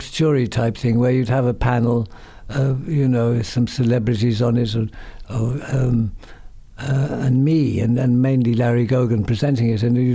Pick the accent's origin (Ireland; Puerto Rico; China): Ireland; Dublin, Leinster; born there; Um, but yes, I was born in Dublin.